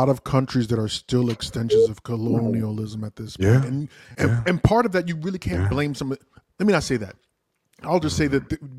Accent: Nigeria; As a Nigerian

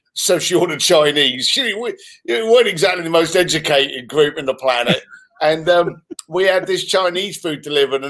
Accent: London, United Kingdom; moved away as an adult; also born or lived in Reading / Hong Kong; now in United States; I was born in Reading, just outside of London, and raised in East London.

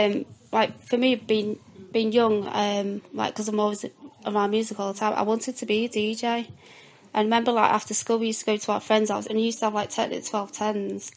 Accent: Southport, North West England, United Kingdom; where I'm from Southport, sunny Southport, seaside town.

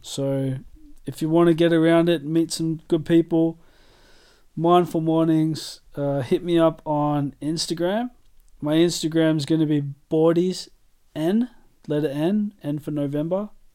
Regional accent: Australia; moved away as an adult; now in United Kingdom; I'm Australian through and through

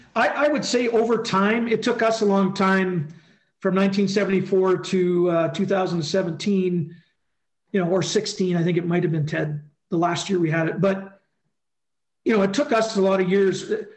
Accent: Edmonton, Alberta, Canada; I grew up in Edmonton, 52 years I lived there.

